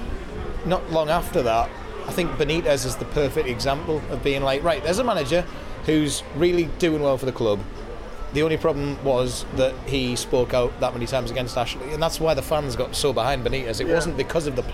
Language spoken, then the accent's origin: English; County Durham, North East England, United Kingdom; moved away as an adult; now in Newcastle, United Kingdom; I'm not from Newcastle, but it has always felt like home. Came to uni here, moved up here